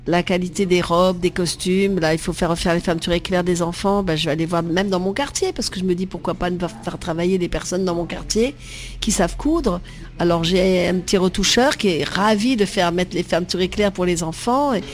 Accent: Vietnam; moved away; ma vie avant Marie-Rose, c'est d'être en Indochine où je suis née, au Vietnam, et j'ai eu la chance d'être sur une plantation de caoutchouc.

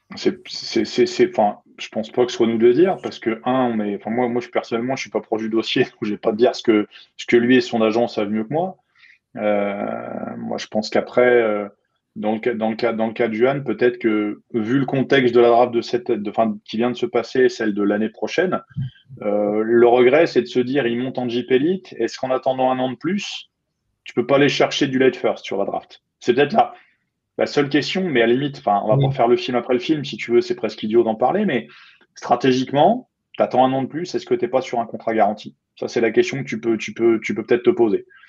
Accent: France; chez nous en France

